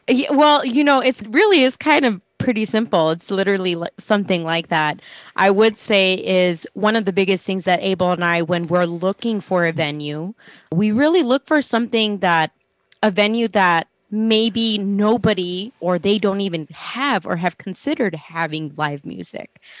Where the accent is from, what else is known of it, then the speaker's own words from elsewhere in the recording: El Paso, Texas, United States; moved away; I'm originally from El Paso, Texas